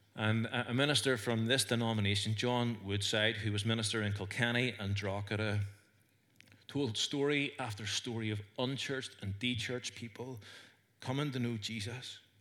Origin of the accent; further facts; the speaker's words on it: Northern Ireland, United Kingdom; accent: Northern Irish; I had a Northern Irish accent